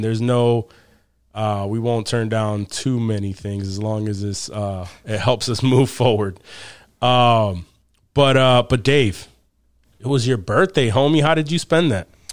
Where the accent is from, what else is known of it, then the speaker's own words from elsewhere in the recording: Rochester, New York, United States; we're, we're all from Rochester, New York.